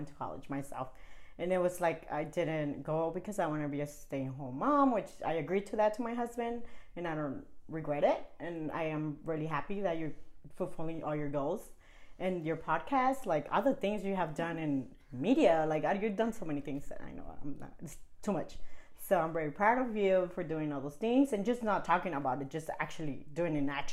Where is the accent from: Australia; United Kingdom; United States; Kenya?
United States; I was the first born here in the United States, the youngest of 13. And I grew up with a big family, but I'm still, you know, Mexican-American